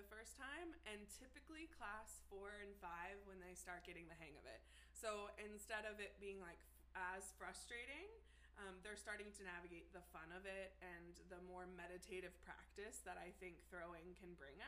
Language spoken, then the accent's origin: English; Cincinnati, Ohio, United States; I am Cincinnati born and bred.